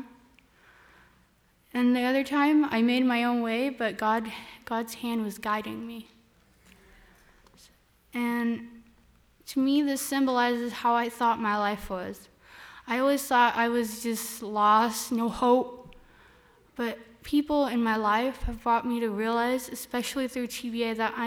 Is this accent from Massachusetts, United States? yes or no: no; Turlock, California, United States; I'm from Turlock